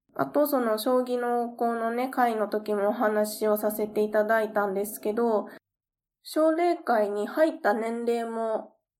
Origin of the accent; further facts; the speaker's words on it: Kansai, Japan; 私も関西出身なんですけれども